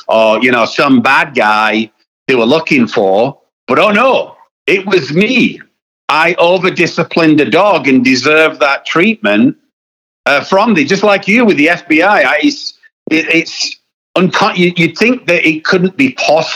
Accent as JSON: {"language": "English", "country": "United Kingdom", "said": "I am British"}